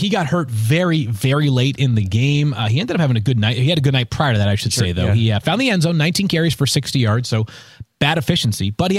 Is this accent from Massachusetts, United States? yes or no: yes; Massachusetts, United States; I grew up in Massachusetts